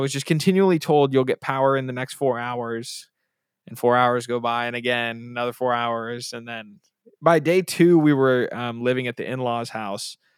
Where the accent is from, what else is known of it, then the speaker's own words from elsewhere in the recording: Bay Area, California, United States; we're from the Bay Area